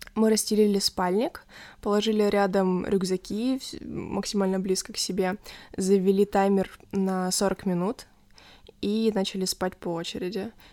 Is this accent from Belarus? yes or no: no; Kharkiv Oblast, Ukraine; Когда меня спрашивают, откуда я, я говорю, что из Харькова